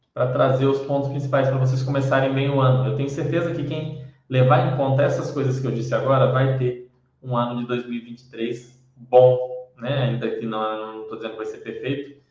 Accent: Brazil; Para nós, é, que somos brasileiros

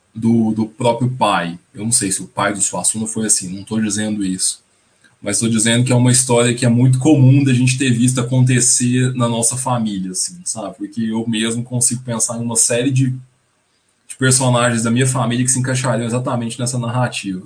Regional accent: the sertão of Goiás, Brazil; a minha família, a gente é, é do sertão do, de Goiás

